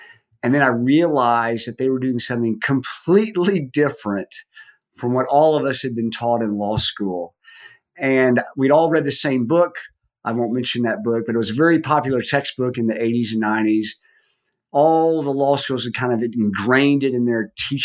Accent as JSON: {"language": "English", "town": "Dallas", "region": "Texas", "country": "United States", "tie": "born or raised there", "said": "I grew up in Dallas, Texas, went to high school there"}